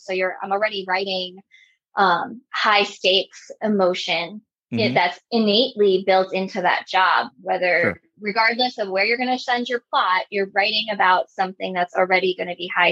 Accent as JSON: {"language": "English", "region": "New York", "country": "United States", "tie": "born or raised there", "said": "I grew up in New York"}